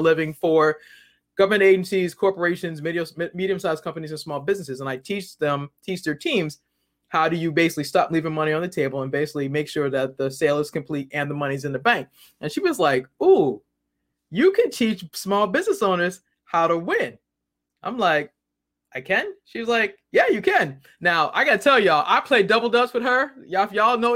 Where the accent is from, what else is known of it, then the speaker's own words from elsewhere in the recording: Boston, Massachusetts, United States; now in Maryland, United States; I'm originally from Boston. I now live in the Maryland. I actually live in Maryland.